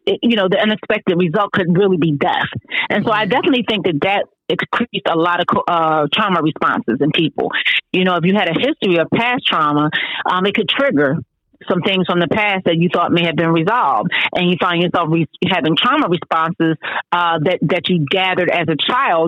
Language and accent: English; Philadelphia, Pennsylvania, United States; Philadelphia, my hometown